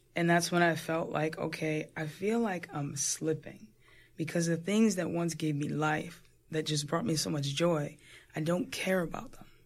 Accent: New Jersey, United States; I'm a Jersey girl, born and raised in Jersey

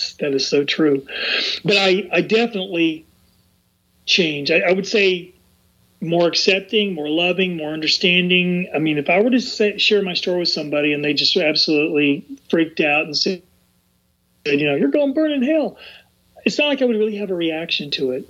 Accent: the South, United States; when I was young, growing up in the South

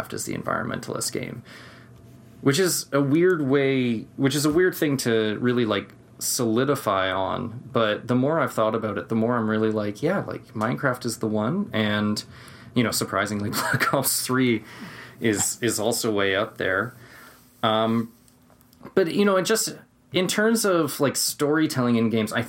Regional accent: Canada; I'm from Canada

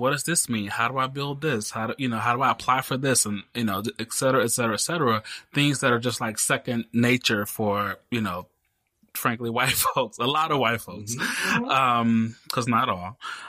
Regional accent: Mississippi, United States; You know, I didn't come from a wealthy family. You know, I grew up in Mississippi. My mom came from Mississippi. My dad grew up in, you know, poor in Alabama.

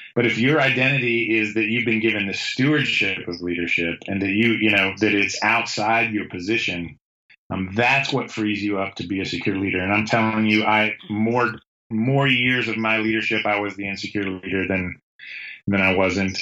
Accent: the North, United States; moved away; I grew up in the North. I grew up in a steel town in a blue, like blue collar steel town.

